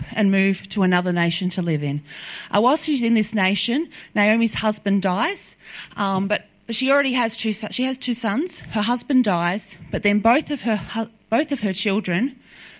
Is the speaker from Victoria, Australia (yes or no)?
yes; Melbourne, Victoria, Australia; I'm from Melbourne